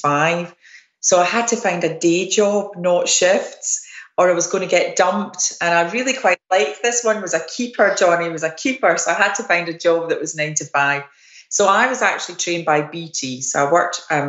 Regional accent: Scotland, United Kingdom; I'm Scottish

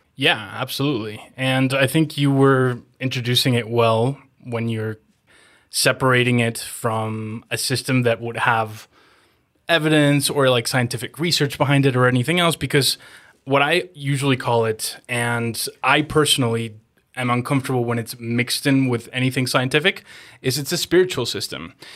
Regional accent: Mexico; moved away as an adult; also born or lived in Los Angeles, United States; I'm born and raised in Mexico, but I was in L A and I didn't wanna go back to Mexico

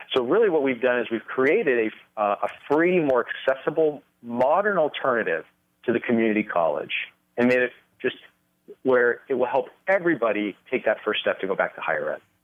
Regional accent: Los Angeles, California, United States; moved away as an adult; also born or lived in Nevada; now in Las Vegas, United States; I was raised, uh, born and raised in California

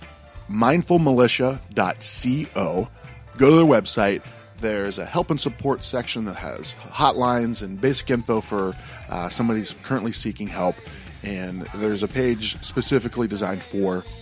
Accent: Youngstown, Ohio, United States; now in Arizona, United States; I grew up in Steel Mill Country, Youngstown, Ohio

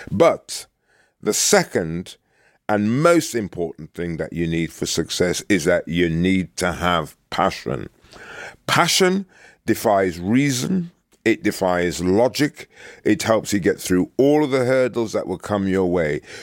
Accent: Birmingham, West Midlands, United Kingdom; moved away as an adult; also born or lived in Jamaica; the place where I was brought up in Birmingham

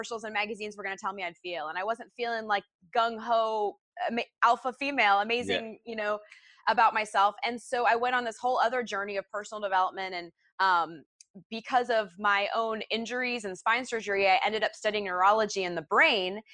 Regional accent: United States; moved away; also born or lived in Orlando / Portland, Oregon

